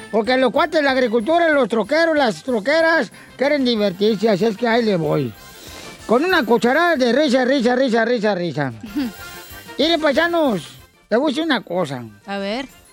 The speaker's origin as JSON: {"language": "Spanish", "town": "Ocotlán", "region": "Jalisco", "country": "Mexico", "said": "Yo soy de Ocotlán, Jalisco"}